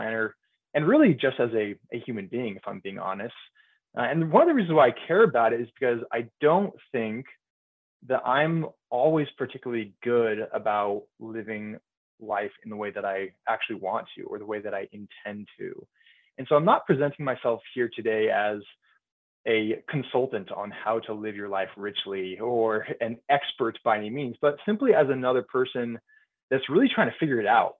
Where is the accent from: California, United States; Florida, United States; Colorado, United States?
California, United States; Bay Area; moved away as an adult; also born or lived in Provo, Utah / Dallas, Texas; now in Central Illinois, United States; I grew up in the Bay Area, California.